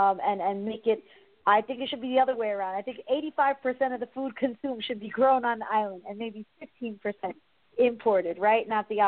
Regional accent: New York City, New York, United States; And I am born and raised in New York City.

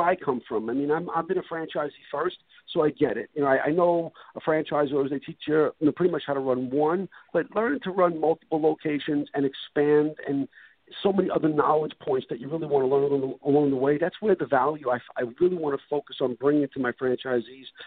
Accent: New York City, New York, United States; moved away as an adult; now in Florida, United States; I bought a one-way ticket to Florida from Brooklyn, New York

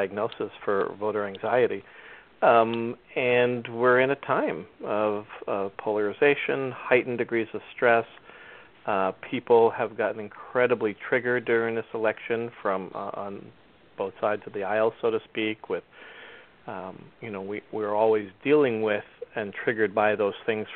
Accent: New Jersey, United States; I grew up in New Jersey

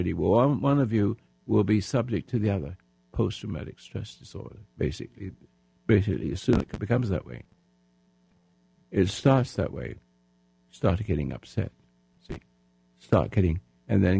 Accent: England, United Kingdom; now in United States; I'm an Englishman become American citizen

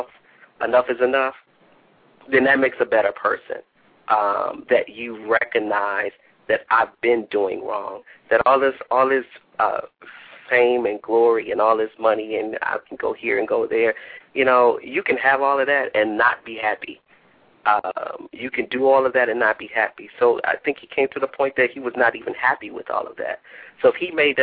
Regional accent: Cleveland, Ohio, United States; also born or lived in Bowling Green, Ohio; now in Toledo, United States; I was born and raised in Cleveland, Ohio

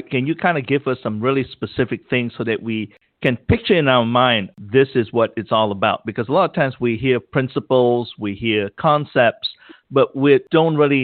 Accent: Malaysia; moved away; growing up in Malaysia. And of course, my mom and my whole family back home drinks warm water

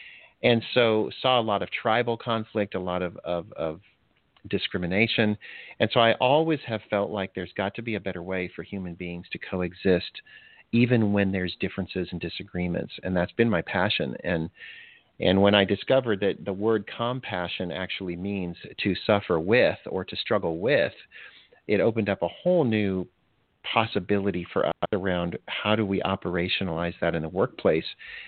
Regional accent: DR Congo; moved away; also born or lived in Botswana; I actually, even before that, I grew up in Africa. My parents were missionaries, and I spent most of my early year in Zaire, which is now the Democratic Republic of Congo, and then Botswana.

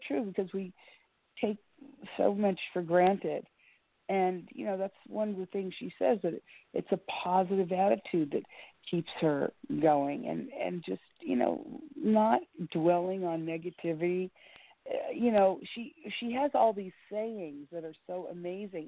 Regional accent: Miami, Florida, United States; growing up in Miami

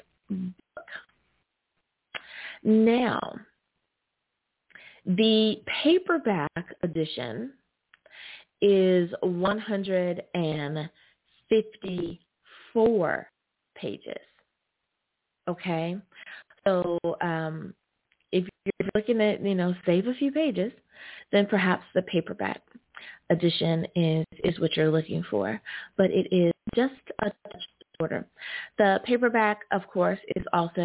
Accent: United States; U.S. of A, my home country

